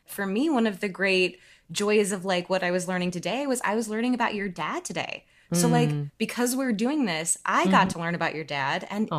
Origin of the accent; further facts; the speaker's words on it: Detroit, Michigan, United States; Hey, I'm from Detroit.